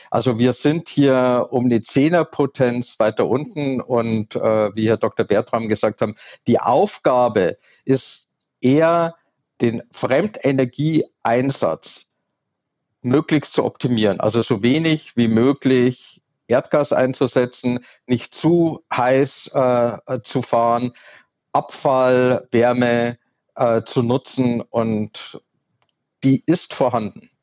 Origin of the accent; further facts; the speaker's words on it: Southern Germany, Germany; ich komme aus Süddeutschland